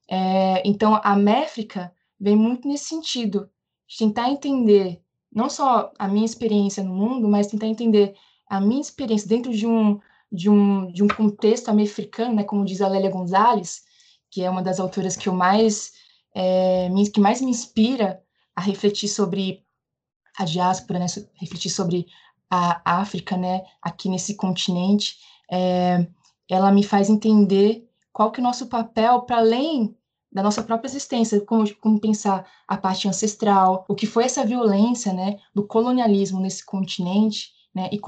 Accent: Juazeiro, Bahia, Brazil; now in São Paulo, Brazil; é, eu nasci em Juazeiro, na Bahia, em 1990, tenho 30 anos. Estou aqui em São Paulo, já moro aqui há bastante tempo. Então, eu estou dentro de uma, né, da diáspora, dentro de uma outra diáspora que é vindo do Nordeste para o Sudeste.

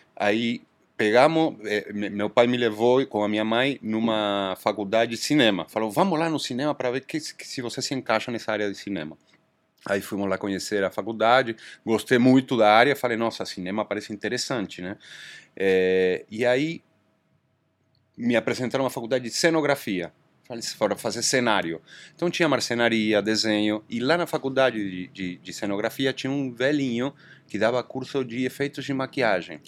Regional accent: Argentina; Portuguese is a second language; moved away as an adult; now in Brazil; eu sou argentino, né? Já moro aqui no Brasil há 26 anos

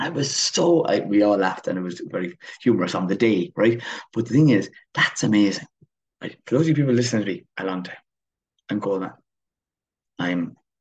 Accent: Kilmeaden, Munster, Ireland; Waterford, where my hometown is Kilmeaden.

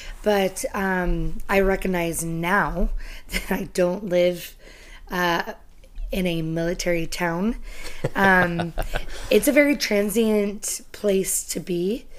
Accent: California, United States; also born or lived in England / Missouri; Well, my family was military, and so I spent for 6 years of my life in England, and then we moved to Missouri for 2 years, and then California is where I did junior high and high school.

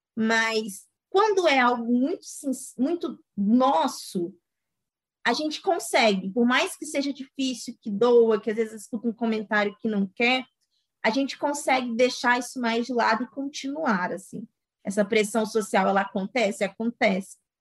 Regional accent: Itabirito, Minas Gerais, Brazil; sou de uma cidade aqui do interior de Minas, Itabirito

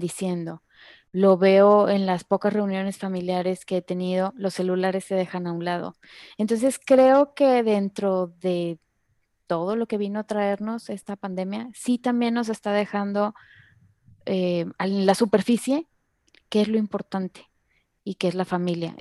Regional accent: Monterrey, Nuevo León, Mexico; also born or lived in Guadalajara; yo nací aquí en Monterrey, pero nos fuimos a Guadalajara un tiempo, seis años, y luego regresamos a Monterrey.

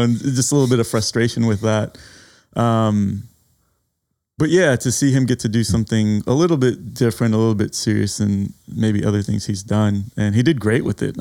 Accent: San Antonio, Texas, United States; as a native Texan

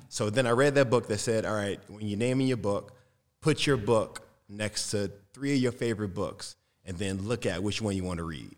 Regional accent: Detroit, Michigan, United States; I come from Detroit

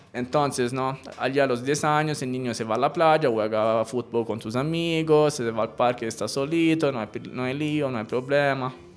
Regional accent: Elba, Tuscany, Italy; Spanish is a second language; moved away as an adult; also born or lived in Pisa, Italy; now in Colombia; yo eh, nací en Pisa, pero por un tema más bien médico. Pisa, esta de la torre torcida. Pero me crié en la isla de Elba

